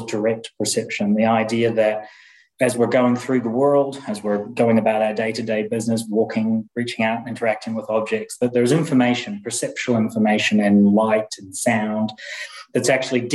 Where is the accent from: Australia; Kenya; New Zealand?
New Zealand; moved away as an adult; also born or lived in Indiana, United States / Aberdeen, United Kingdom / Warwick, United Kingdom; now in Leeds, United Kingdom; I'm from New Zealand originally, but I've been in the UK now since 2005.